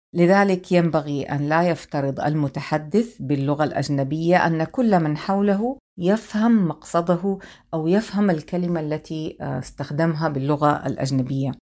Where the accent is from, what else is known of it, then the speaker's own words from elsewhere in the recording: Hejaz, Saudi Arabia; accent: Hijazi; أتحدث بالعامية بلهجتي الحجازية